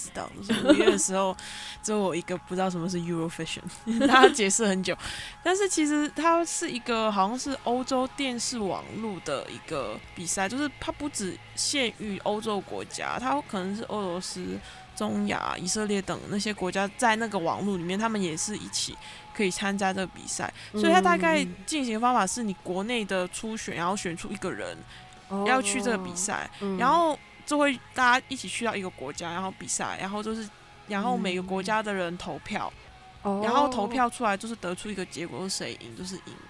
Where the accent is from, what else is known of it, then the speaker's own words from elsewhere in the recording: Macau; moved away as an adult; also born or lived in Netherlands; now in Taiwan; 我是在澳门出生长大的，然后入大学的时候入籍台湾，所以你可以当我是一个台湾人。嗯，然后在呃大学的时候在台湾。